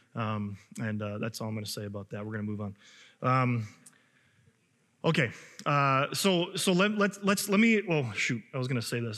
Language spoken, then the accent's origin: English; Chicago, Illinois, United States; now in Minnesota, United States; I know I'm from Illinois and I'm from Chicago